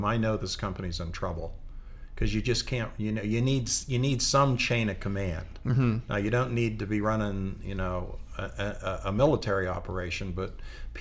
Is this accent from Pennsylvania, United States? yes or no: yes; Pittsburgh, Pennsylvania, United States; I grew up in Pittsburgh, Pennsylvania, where, you know, people work their butts off